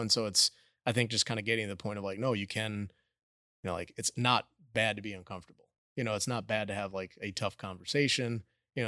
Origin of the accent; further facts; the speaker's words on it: Minneapolis, Minnesota, United States; moved away as an adult; now in The Woodlands, United States; we grew up in suburbia in Minneapolis